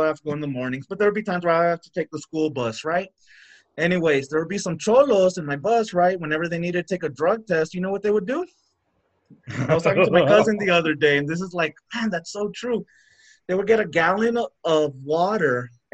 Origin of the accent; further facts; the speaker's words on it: El Paso, Texas, United States; I'm from El Paso, right? The border town